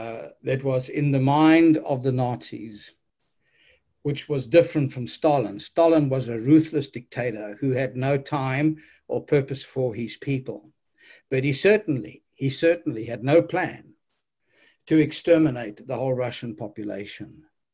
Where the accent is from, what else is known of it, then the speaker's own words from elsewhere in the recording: South Africa; Listen, I came from South Africa and I saw that 30 million people were dehumanized and robbed of their human dignity